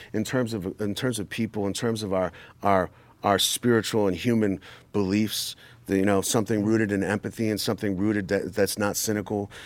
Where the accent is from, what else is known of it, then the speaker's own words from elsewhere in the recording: New York, United States; I'm from New York